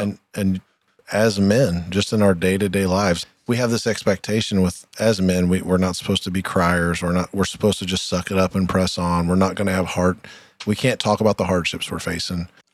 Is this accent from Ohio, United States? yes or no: yes; Troy, Ohio, United States; we're both from Troy, Ohio